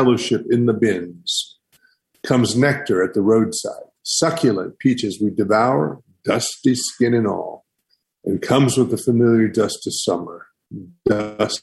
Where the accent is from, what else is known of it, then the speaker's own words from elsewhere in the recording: the Great Smokies, Southern Appalachia, United States; growing up in the Smokies